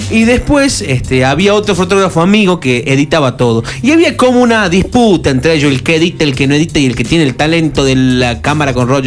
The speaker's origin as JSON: {"language": "Spanish", "country": "Argentina", "said": "Yo soy argentino y estoy acostumbrado a la verbalización"}